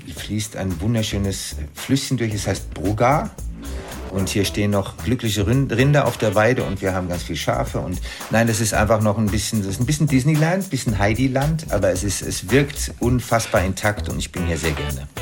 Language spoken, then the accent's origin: German; Frankfurt, Hesse, Germany; moved away; also born or lived in Cologne / Rhine; in Frankfurt, wo ich aufgewachsen bin